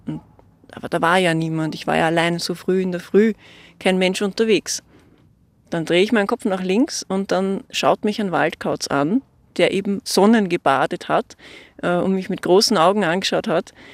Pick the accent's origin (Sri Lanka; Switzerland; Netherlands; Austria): Austria; bei uns in Österreich